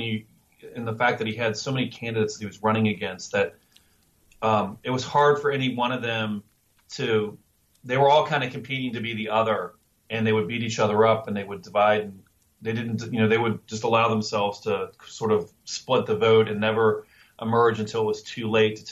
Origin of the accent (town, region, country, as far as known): Northern Kentucky, United States; born or raised there